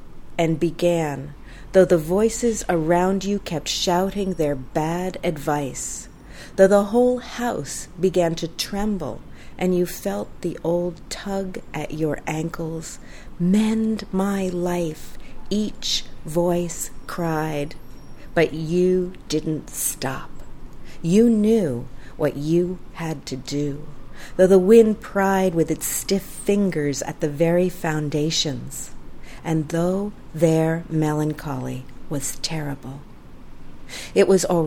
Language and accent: English; United States; my home country, America